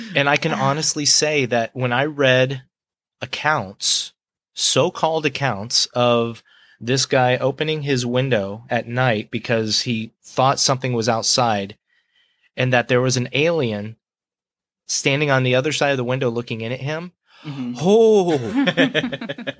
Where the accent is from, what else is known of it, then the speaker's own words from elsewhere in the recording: Gulf Breeze, Florida, United States; I'm from Gulf Breeze, Florida